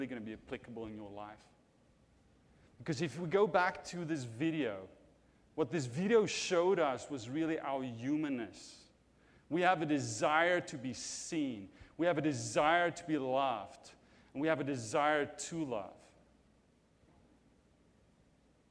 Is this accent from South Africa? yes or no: yes; South Africa; moved away; I'm from South Africa